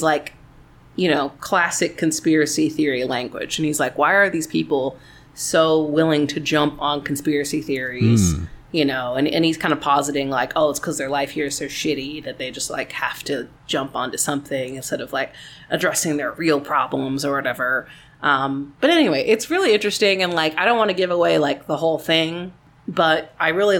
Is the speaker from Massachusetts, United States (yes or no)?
no; Texas, United States; as a Texan